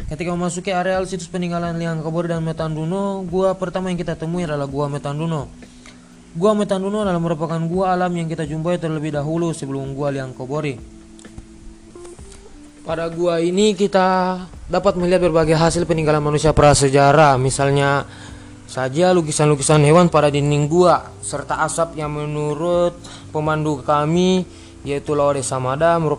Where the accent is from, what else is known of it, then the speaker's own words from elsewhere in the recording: Southeast Sulawesi, Indonesia; first language Muna; Indonesian is a second language; dalam bahasa daerah saya yaitu bahasa Muna, tandu berarti tanduk.